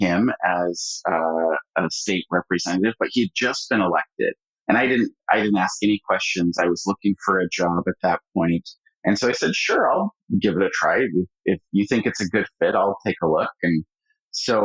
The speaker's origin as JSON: {"language": "English", "town": "Medford", "region": "Oregon", "country": "United States", "tie": "born or raised there", "said": "I grew up in Southern Oregon, in the Rogue Valley, Medford, Oregon."}